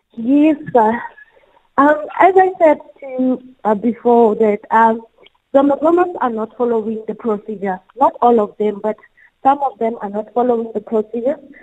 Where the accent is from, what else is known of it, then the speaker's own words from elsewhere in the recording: Bloemfontein, Free State, South Africa; now in Kimberley, South Africa; I'm from the Free State in uh, uh, a place called uh, Mangaung, mm-hmm. in the, known as Freedom Square. It's mm-hmm. where I grew